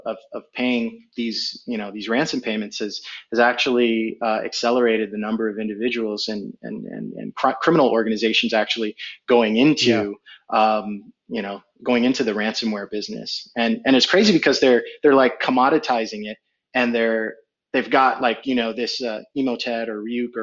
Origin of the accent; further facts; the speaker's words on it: Fremont, California, United States; also born or lived in New York / Barataria, Trinidad and Tobago; I moved to Fremont when I was about nine, maybe 10, late 80s, actually